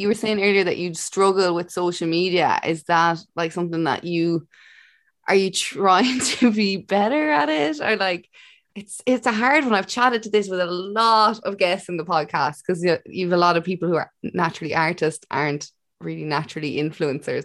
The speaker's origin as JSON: {"language": "English", "country": "Ireland", "said": "as an Irish person"}